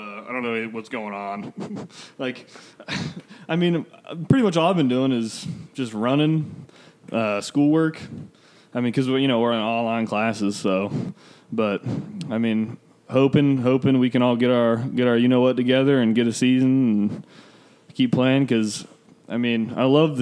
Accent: Orlando, Florida, United States; moved away; we're both from Orlando

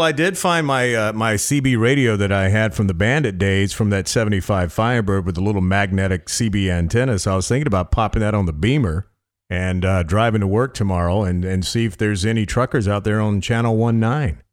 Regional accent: the South, United States; I am from the South

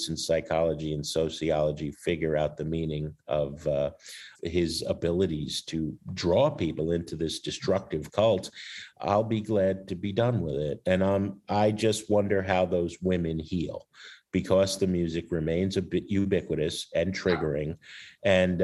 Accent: New Jersey, United States; now in Chicago, United States; I'm from Jersey

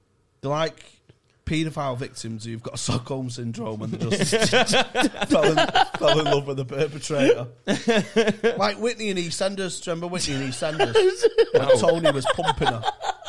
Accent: Saudi Arabia; also born or lived in Scotland; That's like when I grew up in Saudi Arabia with my dad. And then went to Scotland, microwave some haggis, 12 haggis putties.

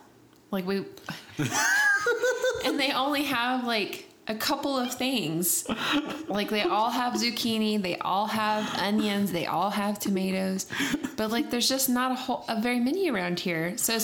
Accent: Texas, United States; And I said, I'm from Texas. And he said, oh, you don't have much of an accent.

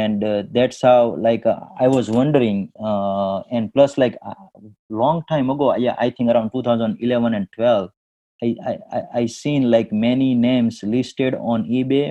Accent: India; moved away as an adult; now in Detroit, United States; I born and brought up in India, but I moved to the USA in 2001.

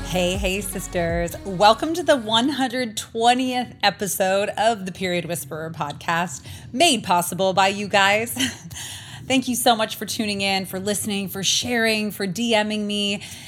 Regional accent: Canada; now in Arizona, United States; as a Canadian

